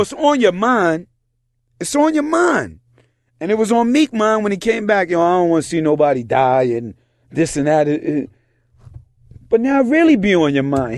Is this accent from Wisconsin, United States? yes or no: no; New York City, New York, United States; also born or lived in Yonkers; I'm from fucking New York City.